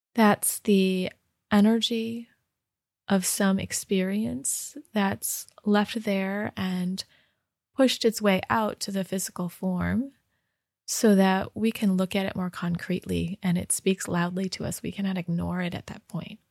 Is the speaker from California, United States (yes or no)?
no; Rochester Hills, Michigan, United States; moved away; in Michigan, in my home state and home, home, um, city, Rochester Hills, Michigan